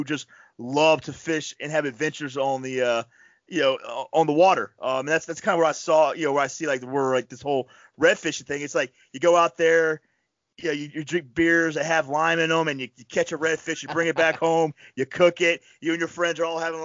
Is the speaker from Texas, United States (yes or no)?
no; Panama City, Florida, United States; moved away as an adult; also born or lived in Jacksonville, North Carolina; now in New York, United States; I'm from Panama City, Florida, and I grew up on the Gulf Coast